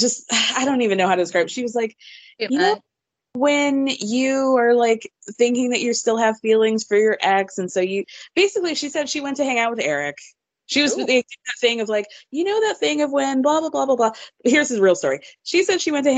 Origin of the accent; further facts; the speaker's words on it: Georgia, United States; I grew up in Georgia